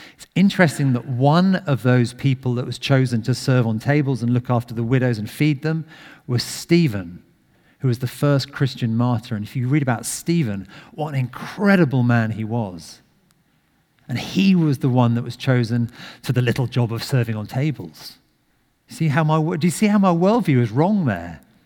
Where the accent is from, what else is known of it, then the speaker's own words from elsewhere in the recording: United Kingdom; we're very British